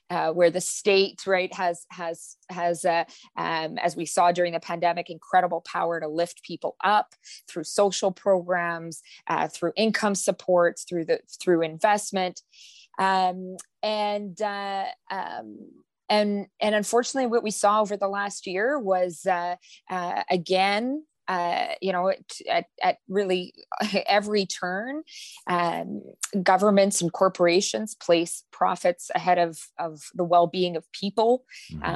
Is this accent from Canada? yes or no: yes; Manitoba, Canada; I'm from Manitoba